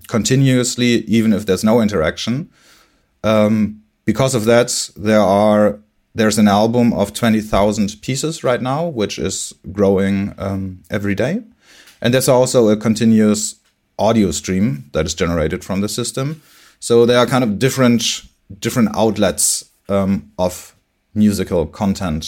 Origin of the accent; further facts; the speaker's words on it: Bremen, Germany; now in Hamburg, Germany; I was born in Bremen. I live in Hamburg now